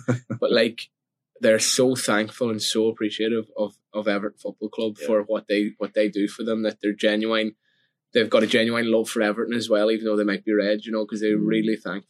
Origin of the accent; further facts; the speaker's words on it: Ireland; accent: Irish; now in Liverpool, United Kingdom; my Irish accent.